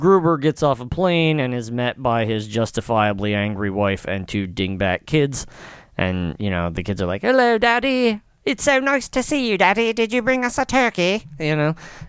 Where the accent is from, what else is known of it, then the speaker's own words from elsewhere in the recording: United States; I'm an American